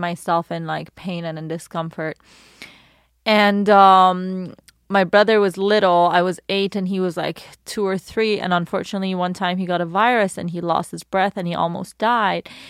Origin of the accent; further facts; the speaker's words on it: Iran; also born or lived in London, United Kingdom; now in Los Angeles, United States; Born in Iran